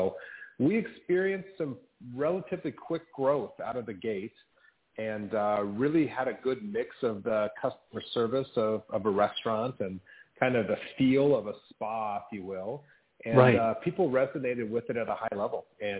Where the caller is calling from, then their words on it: Rancho Santa Fe, California, United States; Just north of San Diego, here in a little town called Rancho Santa Fe. So essentially San Diego.